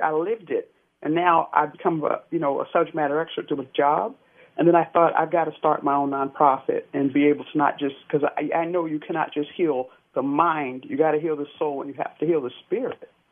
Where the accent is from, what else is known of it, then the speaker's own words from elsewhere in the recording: Jersey City, New Jersey, United States; I'm from Jersey City, New Jersey.